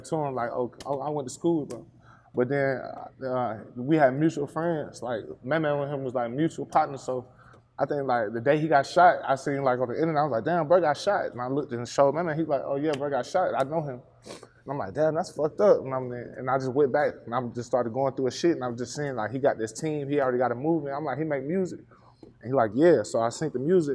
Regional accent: Atlanta, Georgia, United States; also born or lived in Snellville, Georgia; I'm from Memorial Drive. I'm from East Atlanta.

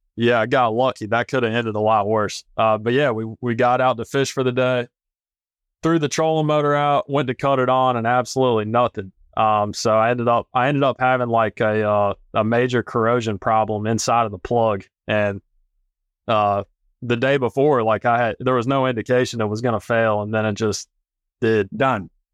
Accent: North Carolina, United States; also born or lived in Colorado; I'm from North Carolina originally

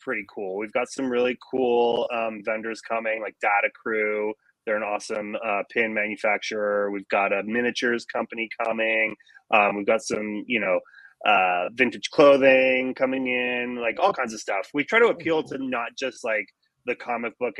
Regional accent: Greeley, Colorado, United States; moved away as an adult; also born or lived in Denver, Colorado; now in Los Angeles, United States; north of Denver, a little town called Greeley, Colorado, which is like a cow town. but yeah, grew up there

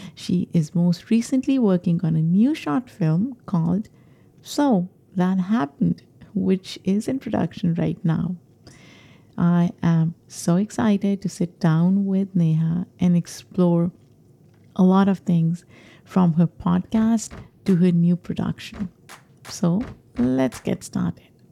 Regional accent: Pakistan; moved away as an adult; now in New York, United States; I grew up in Pakistan

